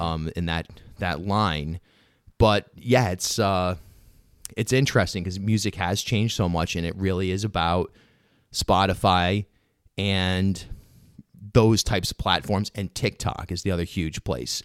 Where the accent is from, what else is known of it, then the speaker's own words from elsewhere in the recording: Rhode Island, United States; I grew up in rural Rhode Island, you know, I don't have a Southern accent